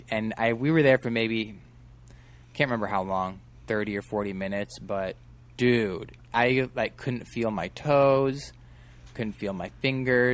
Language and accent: English; Midwest, United States; moved away as an adult; I'm from the Midwest